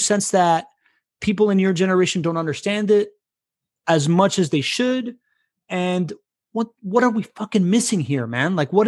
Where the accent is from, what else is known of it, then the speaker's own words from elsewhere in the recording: Miami, Florida, United States; moved away; I grew up in Miami.